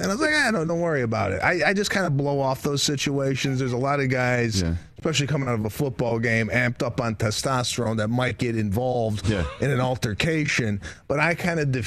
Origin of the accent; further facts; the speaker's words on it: Chicago, Illinois, United States; I grew up in Chicago.